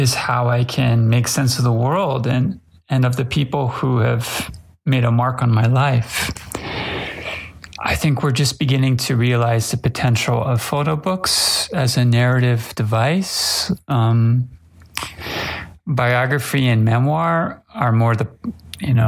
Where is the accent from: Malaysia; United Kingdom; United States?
United States; Los Angeles, California; now in Kyoto, Japan; I'm a photographer from Los Angeles, California, living in Kyoto, Japan